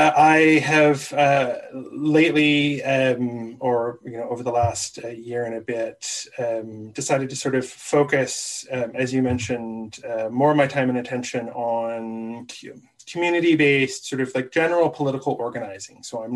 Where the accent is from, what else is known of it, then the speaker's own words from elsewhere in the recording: Vancouver, British Columbia, Canada; now in Calgary, Canada; So I've lived in Calgary since 2007. I was a transplant from Vancouver.